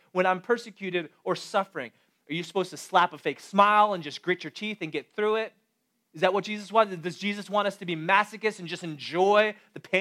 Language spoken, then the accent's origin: English; Chicago, Illinois, United States; now in Boston, United States; I was born and raised in Chicago